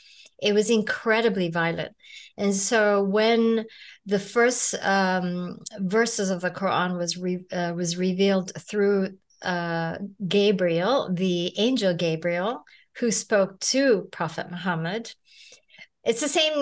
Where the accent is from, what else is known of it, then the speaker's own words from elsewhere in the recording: Malaysia; now in United States; the Islam I was raised on in Malaysia